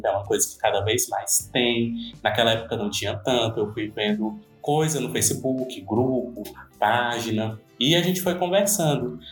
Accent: Ceará, Brazil; sou uma pessoa do Nordeste, por exemplo, sou cearense, não estou ali no, Rio, no, Rio, no eixo Rio-São Paulo

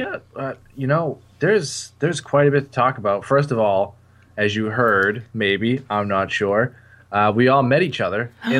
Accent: New Hampshire, United States; here in spooky New Hampshire.

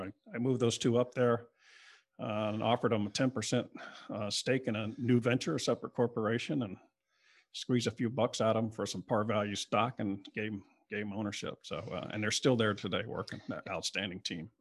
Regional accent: Broward County, South Florida, United States; also born or lived in Palm Beach County, Florida / Lake Worth, Florida; now in West Palm Beach, United States; I grew up in South Florida, down in South Broward area, and then, uh, moved up, the family moved up in the middle of my high school years in, um, in nineteen seventy-two to Palm Beach County.

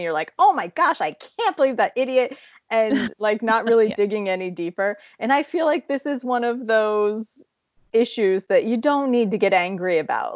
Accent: Appalachian Ohio, United States; moved away; you and I grew up in Appalachia, Ohio

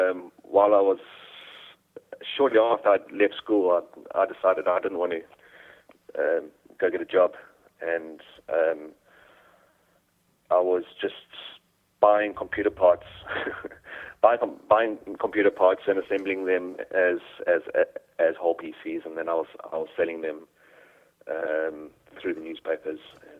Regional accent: Durban, KwaZulu-Natal, South Africa; moved away as an adult; now in United Kingdom; No, I'm South African, which is why I sound a bit strange. But okay. I was born in Durban in South Africa. And yeah, so I had all my schooling over there.

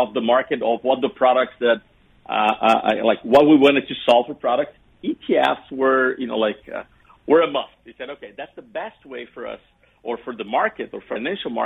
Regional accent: Brazil; we went to Brazil, which is my home country.

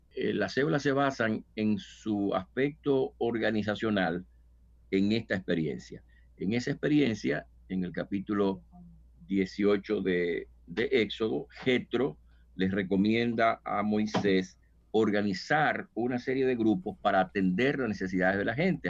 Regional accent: Dominican Republic; moved away as an adult; yo soy dominicano y pues llegué acá hace unos 20 años

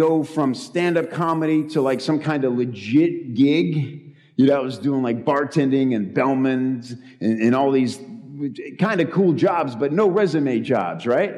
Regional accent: Chicago, Illinois, United States; moved away as an adult; also born or lived in Los Angeles; I'm from Chicago. I came here from Chicago, too.

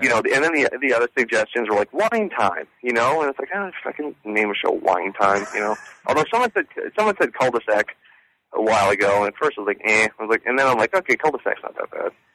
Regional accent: Sarasota, Florida, United States; I'm from Sarasota, which is basically where Cougar Town is on that map

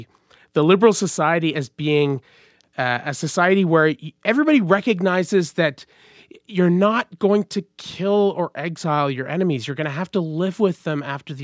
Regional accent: Montreal, Quebec, Canada; growing up in Montreal

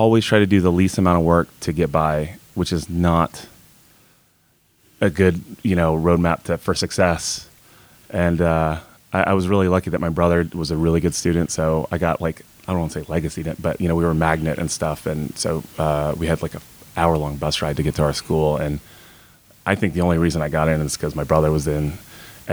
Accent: Raleigh, North Carolina, United States; moved away; also born or lived in South Orange, New Jersey; Raleigh, North Carolina. Started out kind of in the suburbs, and the city sort of grew out into us

